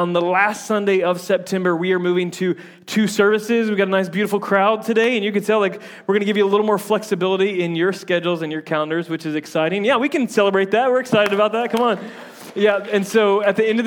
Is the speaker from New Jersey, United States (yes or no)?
no; Tampa, Florida, United States; accent: southern; I'm from Tampa, and so there's like a bunch of Yankees. But I grew up in like the redneck side of Tampa, so like I feel like my accent changes based on who I'm talking